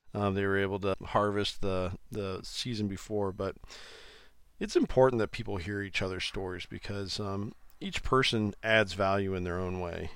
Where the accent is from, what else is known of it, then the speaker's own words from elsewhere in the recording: Iowa, United States; I, I am from Iowa, I live in Iowa.